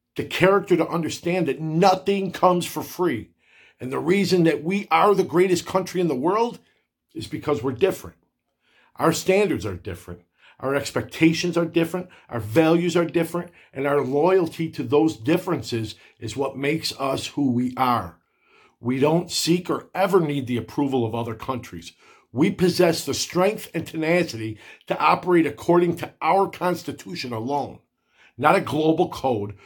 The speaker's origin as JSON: {"language": "English", "country": "United States", "said": "I am so proud to identify as an American"}